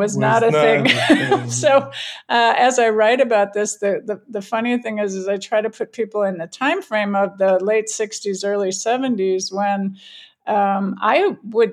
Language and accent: English; Wisconsin, United States; also born or lived in Berkeley, California; now in Colorado, United States; I grew up in Wisconsin